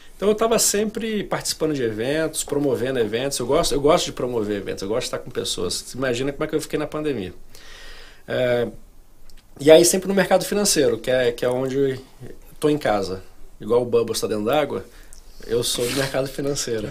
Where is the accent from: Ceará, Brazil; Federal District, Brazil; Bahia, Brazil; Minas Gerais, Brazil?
Federal District, Brazil; Brasília; moved away as an adult; also born or lived in Rio de Janeiro; now in United States; Eu sou de Brasília. Sou um carioca falsificado. Eu nasci no Rio, mas eu cresci em Brasília